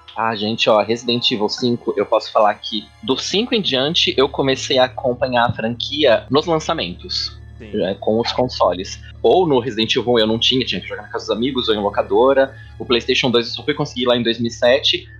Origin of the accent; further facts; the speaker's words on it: Limeira, São Paulo, Brazil; moved away as an adult; also born or lived in Santos; eu saí de Limeira, do interior, com 18 anos, vim pro litoral, para Santos